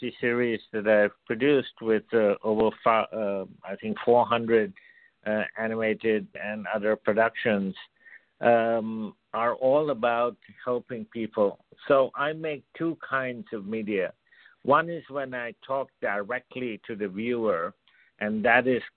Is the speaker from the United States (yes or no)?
no; India; I was born and brought up in India